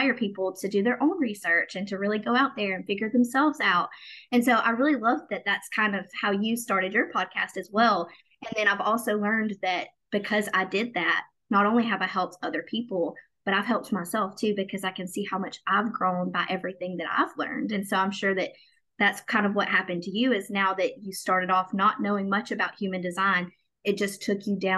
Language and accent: English; Southern United States, United States; Because I grew up in the South. I grew up in the Bible Belt and a very Christian-based area